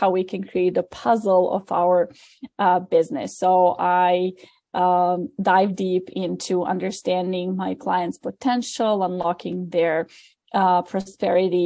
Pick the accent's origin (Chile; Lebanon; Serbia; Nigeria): Serbia; moved away as an adult; now in New York, United States; I'm originally from Serbia. I came to New York 10 years ago